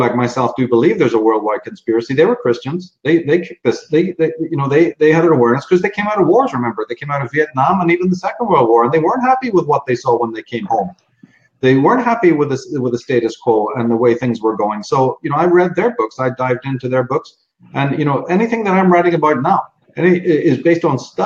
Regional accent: Ireland; moved away as an adult; also born or lived in London; now in United States; I'm born in Ireland, grew up in Ireland, but spent a lot of time in London

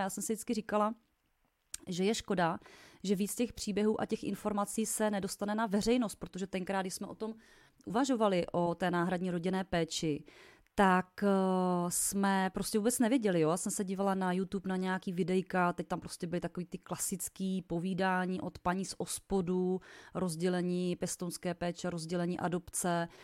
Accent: Vysočina Region, Czechia; u nás na Vysočině

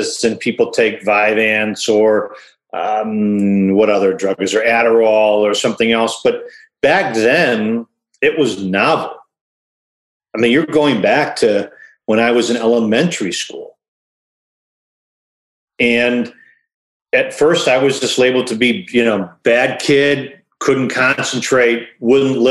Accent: Detroit, Michigan, United States; I was born in Detroit, and people have asked, you know, like, it wasn't Detroit like it is nowadays. It was different. I went to school at Detroit Public Schools. I lived in an amazing street growing up called Renfrew

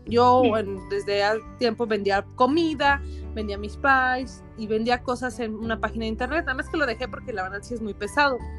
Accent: San Luis Potosí, Mexico; Yo soy potosina, este, nací aquí en San Luis Potosí, pero ven, toda mi familia es del norte, entonces traemos costumbres norteñas

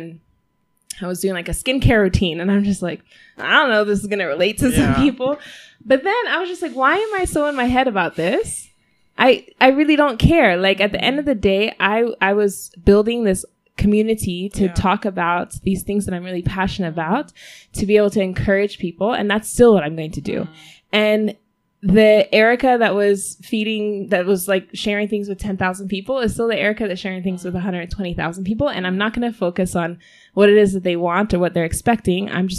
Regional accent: Denver, Colorado, United States; now in Rwanda; I was born in the U.S. I was born in Denver, Colorado.

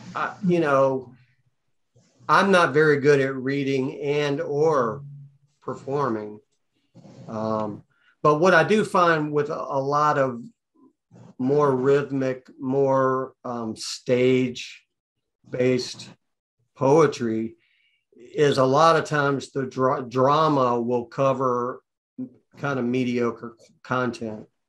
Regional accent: Atlanta, Georgia, United States; I'm from Atlanta

